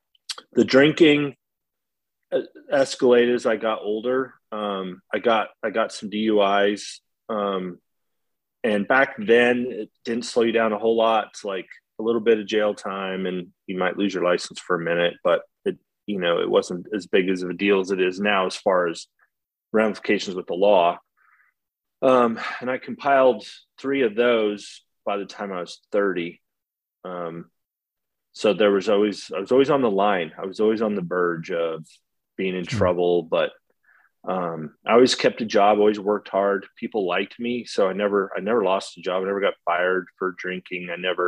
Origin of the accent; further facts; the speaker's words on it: Idaho, United States; I was born and raised in Idaho for most of my life. Bounced around a bunch. My dad was a working cowboy, so we traveled.